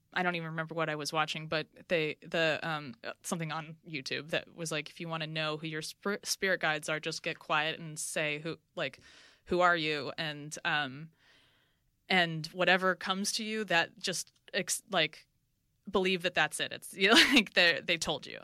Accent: New York City, New York, United States; now in Los Angeles, United States; I'm from New, New York. I'm from Brooklyn

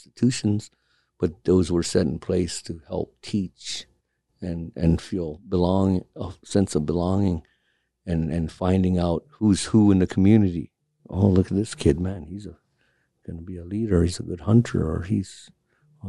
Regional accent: Point Hope, Alaska, United States; also born or lived in Kotzebue, Alaska; now in Anchorage, United States; from Point Hope, Alaska. I was born in Kotzebue and raised in Point Hope and then transplanted here to Anchorage

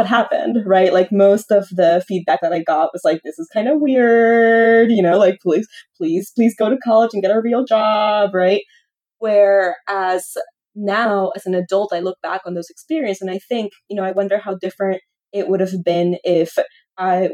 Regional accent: Lima, Peru; I was born in Lima and I grew up, you know, close to downtown in a big apartment building

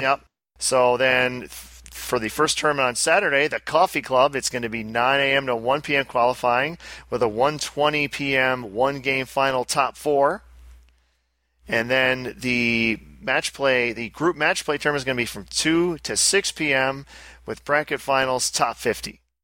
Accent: United States; as an American

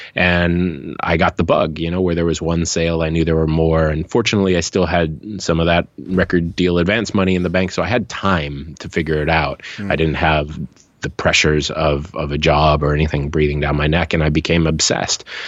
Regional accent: Hawaii, United States; moved away; also born or lived in Seattle / Los Angeles; I'm from Hawaii. I left my small town, moved to mm. the mainland, went to Seattle first, later to Los Angeles

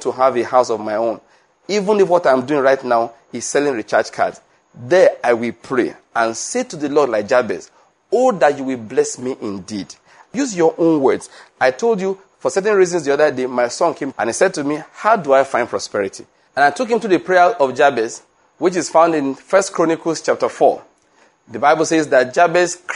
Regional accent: Western Nigeria, Nigeria; moved away as an adult; also born or lived in Edo State, Nigeria / Lagos, Nigeria / Enugu, Nigeria; I was born in Western Nigeria

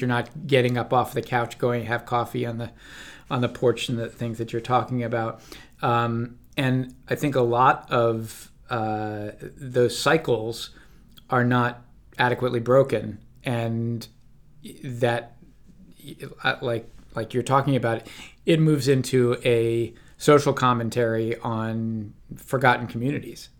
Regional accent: Washington, District of Columbia, United States; now in California, United States; outside of my hometown, uh, in D C, uh, on the East Coast

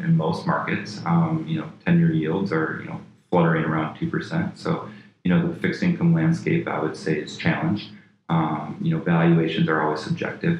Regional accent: Flint, Michigan, United States; moved away; I grew up in Flint, Michigan, very blue-collar

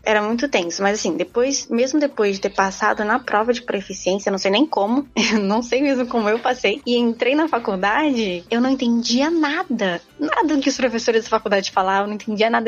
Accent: São Paulo, Brazil; moved away as an adult; now in South Korea; Eu sou de São Paulo

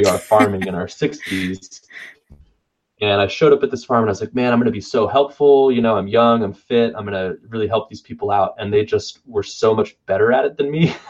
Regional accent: Pflugerville, Texas, United States; also born or lived in Florida; I grew up moving around Texas, and I spent a fair amount of my time up in Pflugerville, which is just north of Austin

